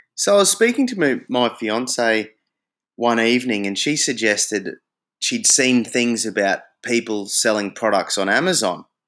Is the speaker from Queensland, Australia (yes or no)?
yes; Brisbane, Queensland, Australia; moved away as an adult; also born or lived in Darwin; now in Hong Kong; I come back to Brisbane, my hometown in Australia